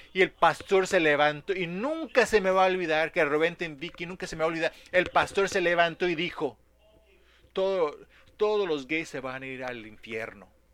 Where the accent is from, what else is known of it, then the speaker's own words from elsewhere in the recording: Dallas, Texas, United States; como niño creciendo en Dallas, Texas